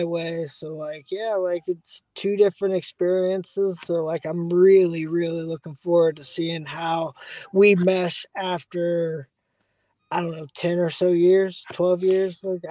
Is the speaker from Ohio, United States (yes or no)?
yes; Dayton, Ohio, United States; I'm from Dayton, Ohio, which is only 45 minutes from Cincinnati